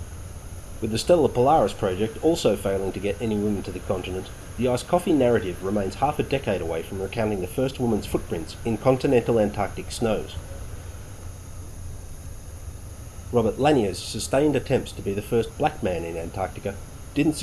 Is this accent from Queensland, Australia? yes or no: no; Victoria, Australia; I spent a lot of my youthful weekends and holidays hiking in the wild places of my home state of Victoria